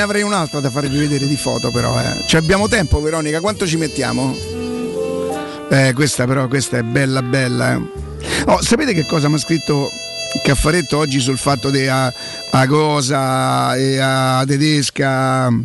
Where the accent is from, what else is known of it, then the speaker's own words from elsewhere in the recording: Rome, Lazio, Italy; also born or lived in Primavalle, Rome; Io veramente venivo da Viale Marconi